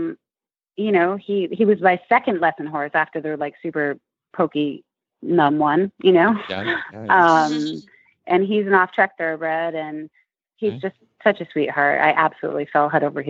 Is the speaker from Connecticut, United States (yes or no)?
yes; Connecticut, United States; moved away as an adult; now in New York City, United States; I grew up in Connecticut, about 2 hours away